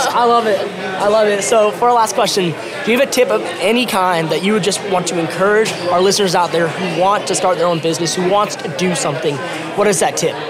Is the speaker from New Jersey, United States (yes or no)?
no; Norman, Oklahoma, United States; my hometown, Norman, Oklahoma.